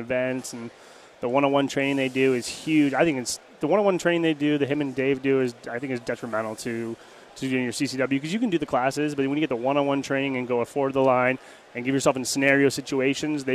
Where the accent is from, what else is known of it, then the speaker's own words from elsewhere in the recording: San Diego, California, United States; also born or lived in Orange County, California; I'm originally born in Orange County, but I went to high school and I grew up in San Diego for the most part, County